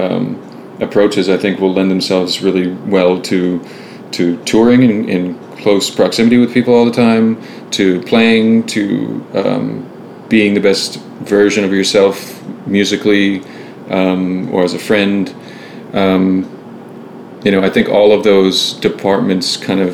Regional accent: Ottawa, Ontario, Canada; moved away as an adult; now in Toronto, Canada; Two of us are. Alex and I are

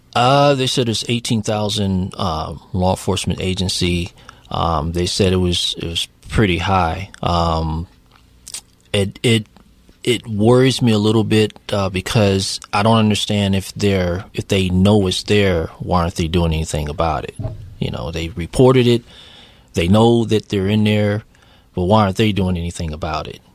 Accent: Virginia, United States; I'm from Virginia

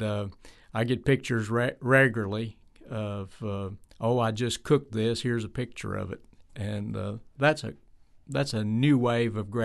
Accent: Tennessee, United States; I was from Tennessee

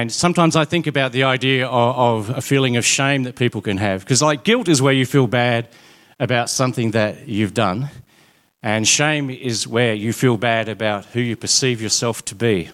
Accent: Smithton, Tasmania, Australia; I grew up in Smithton, actually in Mellor, which is even more remote than Smithton.

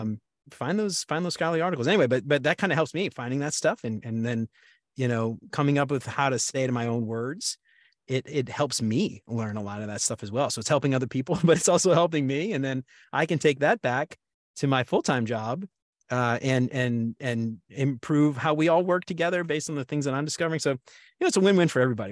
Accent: New Orleans, Louisiana, United States; also born or lived in Baton Rouge, Louisiana; I'm from New Orleans originally

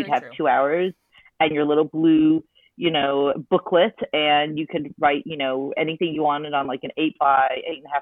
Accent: Wichita Falls, Texas, United States; I grew up in Wichita Falls, Texas, very small town.

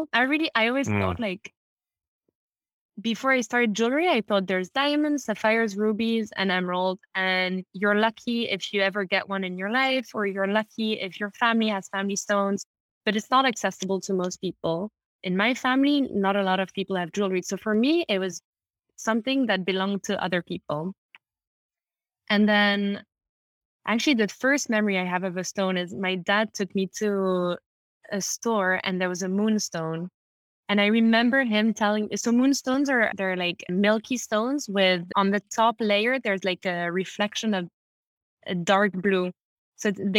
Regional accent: London, United Kingdom; I grew up in London. I'm half French, half Italian

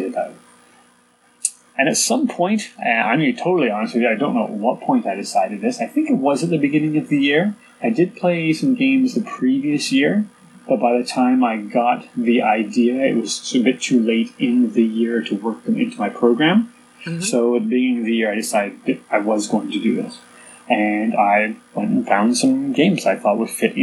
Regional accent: Canada; born or raised there; also born or lived in England

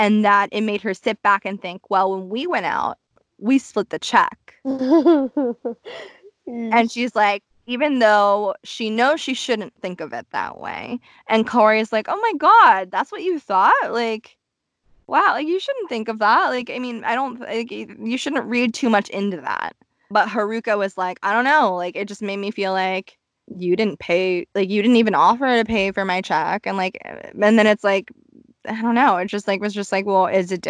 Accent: Tokyo, Japan; also born or lived in Los Angeles, United States; I grew up in Shirogane

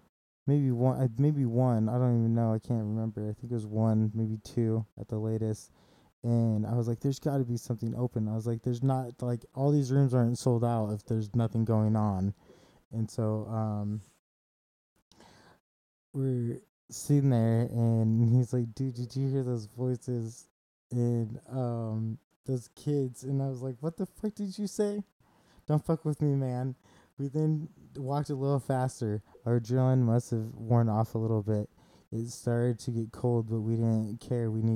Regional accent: Kansas City, Missouri, United States; moved away; When I grew up in Kansas City, Missouri

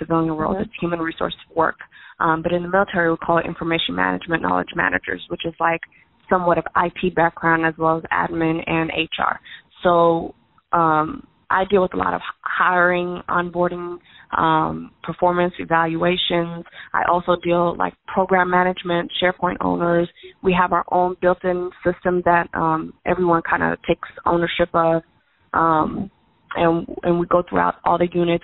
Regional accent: United States; My bloodline's Havisha, but we were raised in America

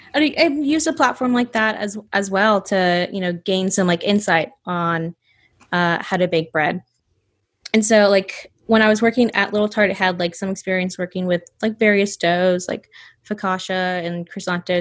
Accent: North Georgia, United States; also born or lived in Atlanta, Georgia; I grew up in North Georgia

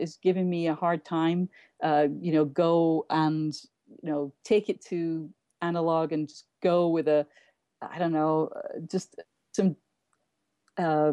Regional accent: England, United Kingdom; moved away as an adult; now in New York, United States

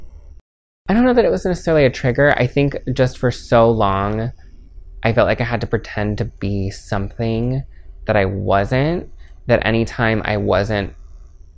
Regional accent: Maple Valley, Washington, United States; also born or lived in Florida; now in Seattle, United States; I was born in Florida, but my family moved here when I was 2. So I just consider born and raised in Maple Valley

